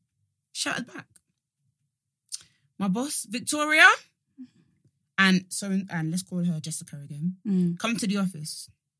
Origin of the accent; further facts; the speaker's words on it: Essex, East of England, United Kingdom; I'm from Essex